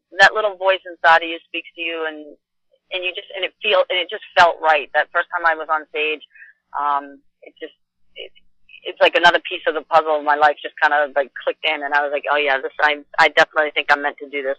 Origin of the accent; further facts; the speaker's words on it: Boston, Massachusetts, United States; I grew up in the Boston area. I've lived there all my life.